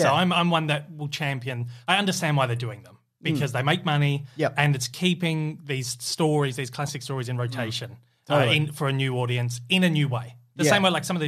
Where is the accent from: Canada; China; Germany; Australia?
Australia; particularly as an Australian, someone from Australia